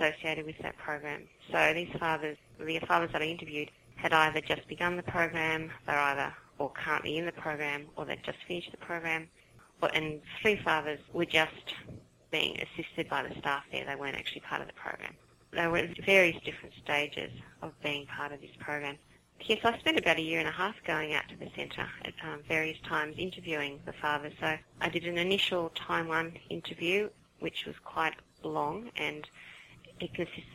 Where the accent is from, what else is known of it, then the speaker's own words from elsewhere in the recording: Sydney, New South Wales, Australia; from Sydney, Australia, if you hadn't guessed from my accent